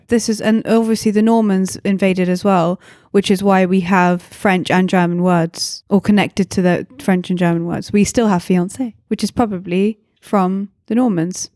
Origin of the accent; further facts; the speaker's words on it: England, United Kingdom; I'm English.